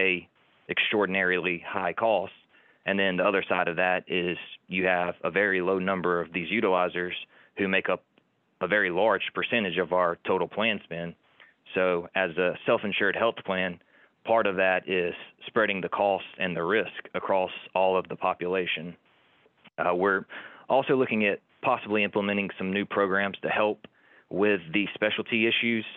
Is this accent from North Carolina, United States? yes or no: no; Montgomery, Alabama, United States; also born or lived in Fort Walton Beach, Florida; I was born and raised in Montgomery, Alabama